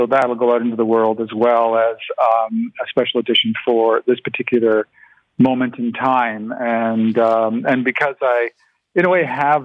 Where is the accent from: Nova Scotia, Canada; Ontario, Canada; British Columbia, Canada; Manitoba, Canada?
Ontario, Canada; St. Catharines; first language Ukrainian; English is a second language; I was born in St. Catharines